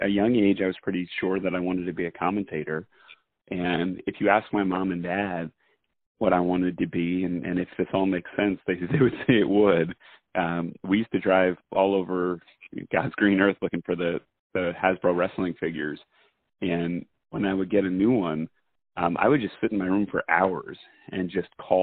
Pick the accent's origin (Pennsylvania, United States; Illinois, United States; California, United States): Pennsylvania, United States; Allentown; growing up in Allentown, I played baseball, basketball